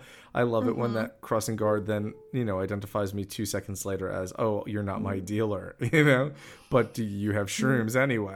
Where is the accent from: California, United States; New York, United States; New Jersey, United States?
New York, United States; it's because I'm from New York